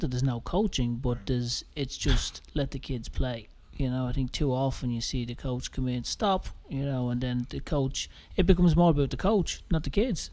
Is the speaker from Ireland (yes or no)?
yes; Ireland; now in United States; growing up in Ireland